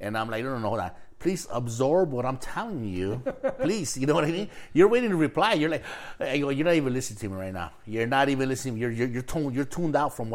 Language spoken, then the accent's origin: English; Los Angeles, California, United States; also born or lived in Mexico; we grew up in East LA and there was no blacks